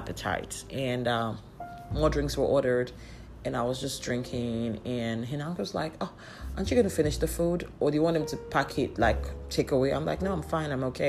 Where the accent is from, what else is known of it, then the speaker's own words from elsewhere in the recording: Abia, Nigeria; I'm from Abbey Estate